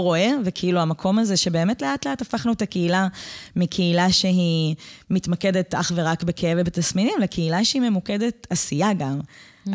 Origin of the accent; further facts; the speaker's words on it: Pardes Hanna-Karkur, Haifa District, Israel; moved away as an adult; also born or lived in northern Israel; אני גדלתי בקרקור